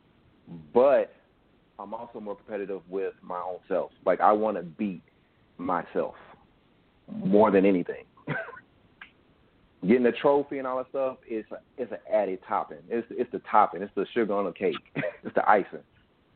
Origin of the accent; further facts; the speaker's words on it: Chicago, Illinois, United States; moved away; I'm from Chicago, by the way. So all my family is in Chicago.